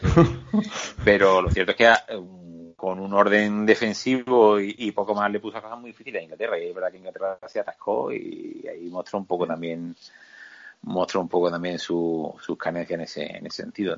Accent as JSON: {"language": "Spanish", "country": "Spain", "said": "somos españoles"}